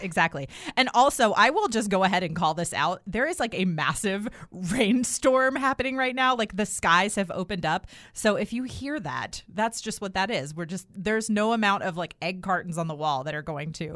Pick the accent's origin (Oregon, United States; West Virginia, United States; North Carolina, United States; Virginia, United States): North Carolina, United States; Durham; right here in my hometown of Durham, North Carolina